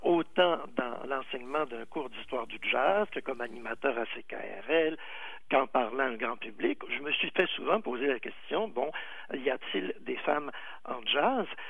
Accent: Quebec, Canada; chez nous au Québec

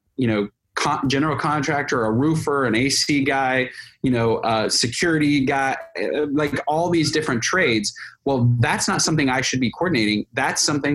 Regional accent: California, United States; I'm a Californian

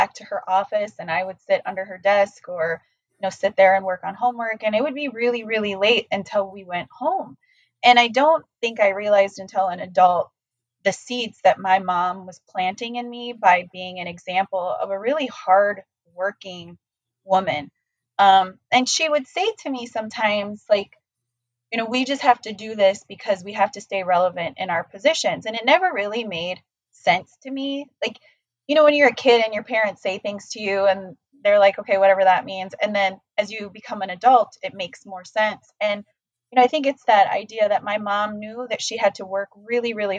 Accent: South Dakota, United States; now in Minnesota, United States; I grew up in South Dakota

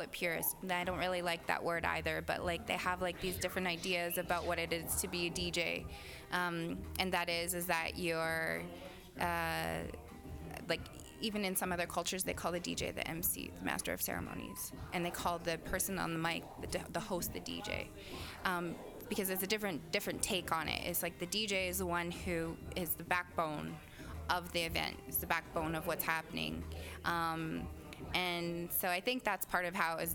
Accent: Vancouver, British Columbia, Canada; also born or lived in Okanagan, British Columbia; now in Toronto, Canada; I was born in the Okanagan, grew up in Vancouver. I live in Toronto

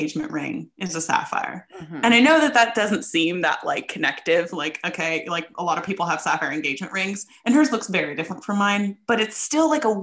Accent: Ohio, United States; moved away as an adult; now in United Kingdom; my high school reunion, but it's because it would involve me going back to my home state

